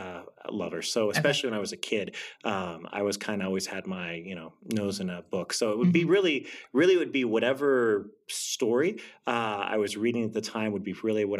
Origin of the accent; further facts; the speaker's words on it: Texas, United States; born and raised in Texas, so Texan pretty much all my life